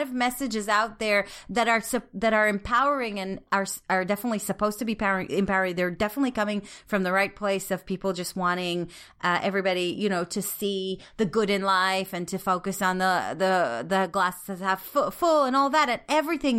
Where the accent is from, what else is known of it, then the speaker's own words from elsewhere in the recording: Israel; growing up in Israel